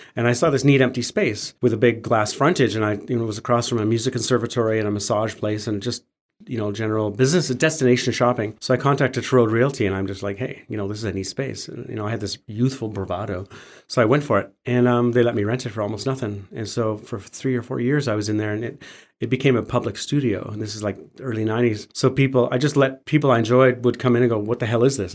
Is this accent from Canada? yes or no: yes; Calgary, Alberta, Canada; I was born and raised in Calgary